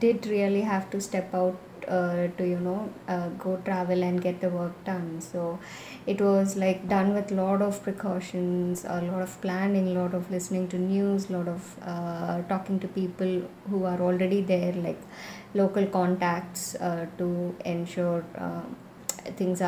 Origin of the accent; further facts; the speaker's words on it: Chennai, Tamil Nadu, India; I'm from Chennai and I'm a landscape and travel photographer.